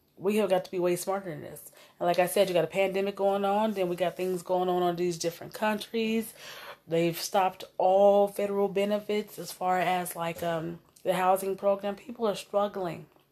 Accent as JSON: {"language": "English", "town": "Omaha", "region": "Nebraska", "country": "United States", "tie": "born or raised there", "said": "I came from North Omaha"}